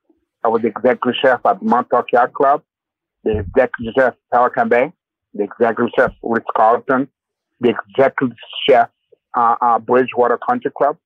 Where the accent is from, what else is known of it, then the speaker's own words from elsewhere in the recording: Haiti; Well, my background, I was born and raised in Haiti.